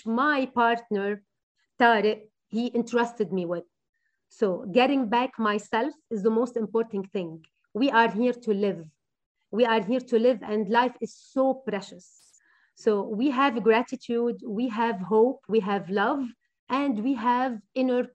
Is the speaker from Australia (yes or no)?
no; Beirut Governorate, Lebanon; I'm from Beirut, from the beautiful city of Beirut, and I would never leave Beirut